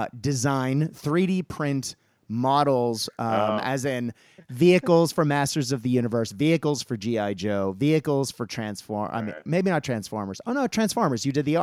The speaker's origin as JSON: {"language": "English", "country": "Japan", "tie": "born or raised there", "said": "I have mentioned several times that I grew up in Japan"}